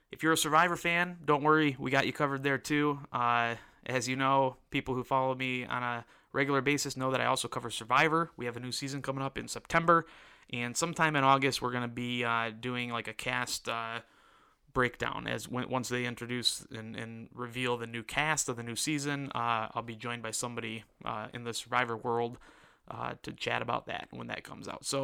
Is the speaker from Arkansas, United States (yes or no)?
no; Detroit, Michigan, United States; Uh, I'm from Detroit, and so this uh, is going to be a big one here in Detroit.